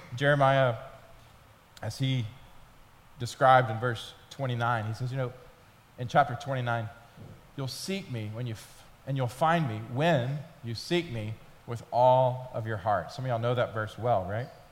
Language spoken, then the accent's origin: English; Atlanta, Georgia, United States; moved away as an adult; also born or lived in Memphis, Tennessee; I was from Atlanta